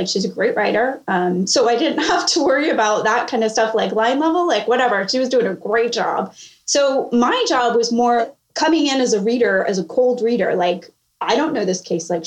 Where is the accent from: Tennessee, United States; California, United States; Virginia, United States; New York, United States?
California, United States; moved away as an adult; now in Charleston, United States; I'm originally from California. I live in Charleston now for work